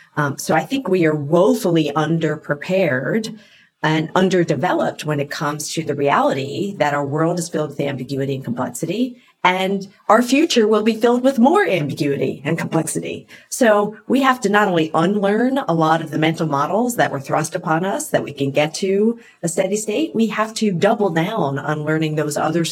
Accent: East Coast, United States; moved away as an adult; now in San Francisco Bay Area, United States; where I moved out here from the East Coast. I am an East Coaster, proudly.

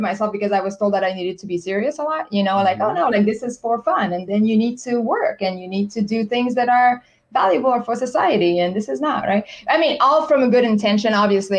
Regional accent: Quebec City, Quebec, Canada; first language French; English is a second language; moved away as an adult; also born or lived in China / Spain; I'm from Quebec City.

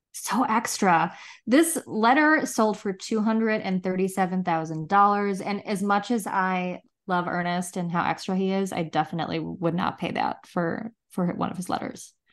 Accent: Chicago, Illinois, United States; I'm from Chicago

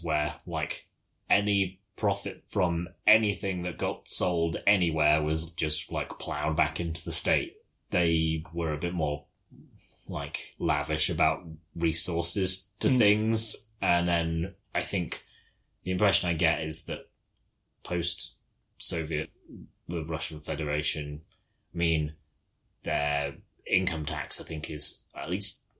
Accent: United Kingdom; I'm so British.

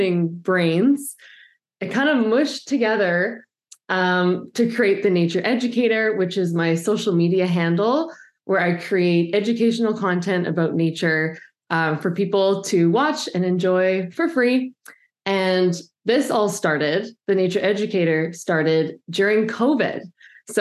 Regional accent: Vancouver Island, British Columbia, Canada; I grew up on Vancouver Island, and my parents were sailors and very outdoorsy.

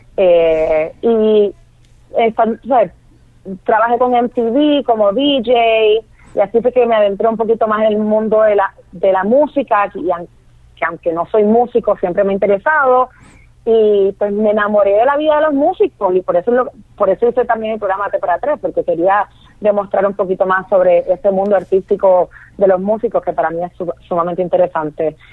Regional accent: Puerto Rico; moved away as an adult; also born or lived in Boston / London; now in Los Angeles, United States; yo soy puertorriqueña, nací y criada en Puerto Rico

